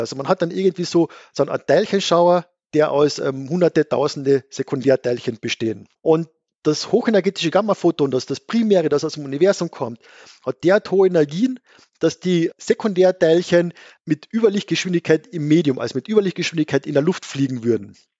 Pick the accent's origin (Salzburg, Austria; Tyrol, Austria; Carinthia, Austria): Carinthia, Austria; Gailtal; accent: Carinthian; moved away as an adult; also born or lived in Vienna / Innsbruck; Ich bin Kärntner. Genau. Ja. Also ich bin ursprünglich in schönem Geldtal in Kärnten aufgewachsen